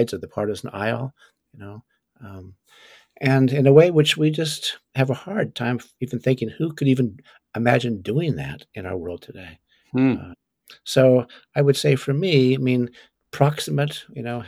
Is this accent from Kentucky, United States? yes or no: no; California, United States; moved away as an adult; also born or lived in Chesapeake Bay region; growing up in California, I don't think I even knew there was a Atlantic Ocean or a Chesapeake Bay